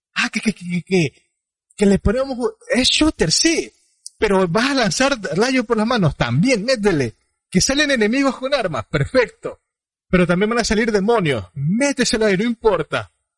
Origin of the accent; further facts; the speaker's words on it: Ecuador; Ambos somos ecuatorianos